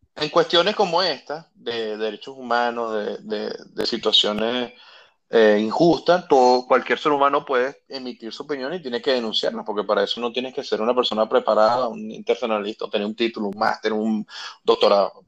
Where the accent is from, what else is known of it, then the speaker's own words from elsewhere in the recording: Venezuela; yo que soy venezolano